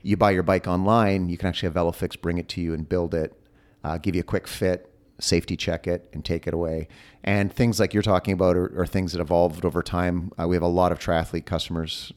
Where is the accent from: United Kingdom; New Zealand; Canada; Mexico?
Canada; I am Canadian